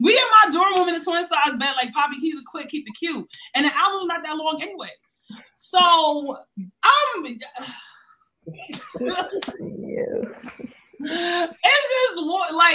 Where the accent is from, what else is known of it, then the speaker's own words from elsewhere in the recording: New York City, New York, United States; I'm from the Bronx, New York